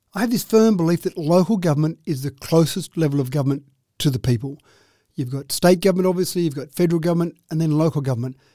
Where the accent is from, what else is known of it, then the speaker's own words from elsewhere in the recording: Dubbo, New South Wales, Australia; I grew up in Dubbo.